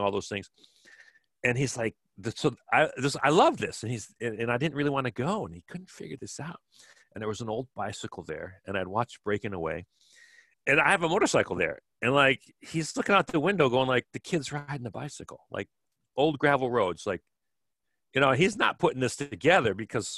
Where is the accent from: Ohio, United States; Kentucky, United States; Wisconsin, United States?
Wisconsin, United States; Kenosha; my house where I grew up in Kenosha, Wisconsin.